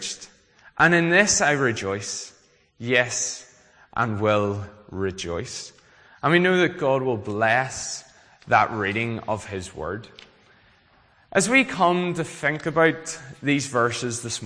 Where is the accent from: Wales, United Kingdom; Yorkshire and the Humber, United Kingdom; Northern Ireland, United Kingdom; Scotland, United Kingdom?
Northern Ireland, United Kingdom; Glengormley; also born or lived in Belfast; I am from Glengormley Baptist Church. So that was the church I grew up